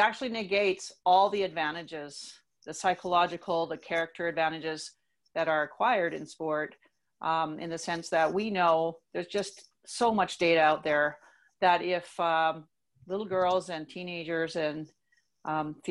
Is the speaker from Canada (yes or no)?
yes; Canada; moved away as an adult; also born or lived in United States; I was able to go as a Canadian athlete